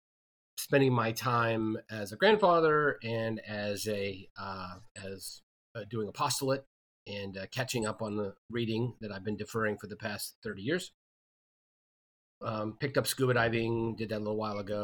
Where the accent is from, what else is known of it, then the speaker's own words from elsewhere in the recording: Virginia, United States; moved away as an adult; now in Atlanta, United States; I'm from Virginia, went to college, University of Virginia